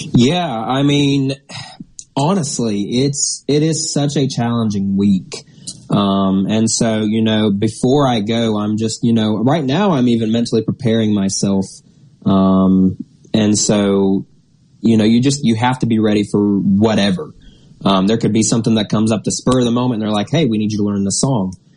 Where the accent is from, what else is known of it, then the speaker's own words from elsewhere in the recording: Wabash, Indiana, United States; moved away as an adult; now in Amory, United States; my hometown, Wabash, Indiana